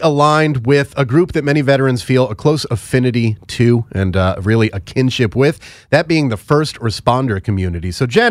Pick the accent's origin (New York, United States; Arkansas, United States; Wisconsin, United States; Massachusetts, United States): New York, United States; New York City metropolitan area, United States; also born or lived in Long Island; now in Maryland, United States; I'm from the New York City metropolitan area. We lived on Long Island before we moved down to Maryland